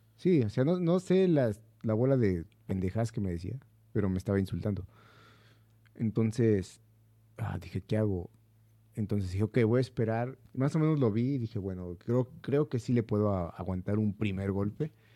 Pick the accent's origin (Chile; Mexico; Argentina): Mexico; soy mexicano